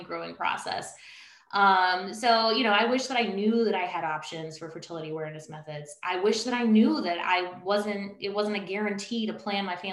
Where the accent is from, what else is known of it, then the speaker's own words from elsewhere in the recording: Baton Rouge, Louisiana, United States; now in Northern Virginia, United States; I'm originally from Baton Rouge.